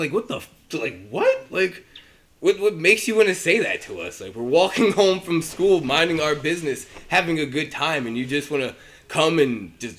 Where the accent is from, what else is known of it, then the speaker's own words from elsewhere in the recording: Newton, New Jersey, United States; also born or lived in Trenton, New Jersey; I was born in Trenton, but I grew up here in Newton, New Jersey.